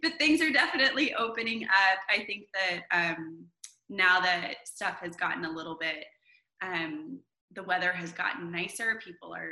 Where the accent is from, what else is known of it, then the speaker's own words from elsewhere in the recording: Vacaville, California, United States; moved away as an adult; also born or lived in Los Angeles, California; now in Nashville, United States; I'm originally from Northern California, a town called Vacaville